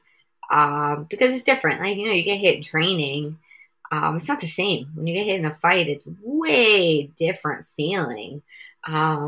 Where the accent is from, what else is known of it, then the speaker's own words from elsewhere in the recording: New York City, New York, United States; now in Long Island, United States; I'm originally from Queens, New York. Now I live out on Long Island in New York